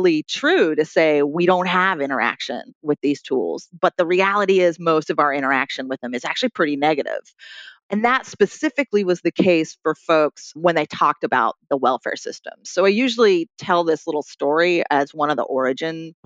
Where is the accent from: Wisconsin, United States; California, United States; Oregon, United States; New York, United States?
New York, United States; Troy; here in my hometown of Troy, New York